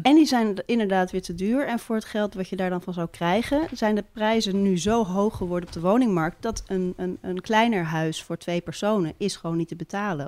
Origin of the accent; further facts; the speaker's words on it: Amsterdam, North Holland, Netherlands; now in Haarlem, Netherlands; ik ben wel geboren in Amsterdam.